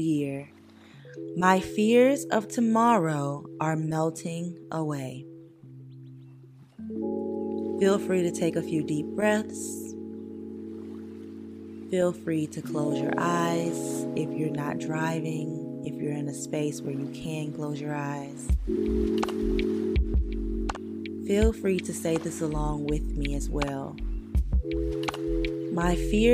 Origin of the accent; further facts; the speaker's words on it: St. Francisville, Louisiana, United States; moved away as an adult; now in Los Angeles, United States; I'm from St. Francisville, Louisiana, and I currently live out in Los Angeles, California, pursuing my acting career.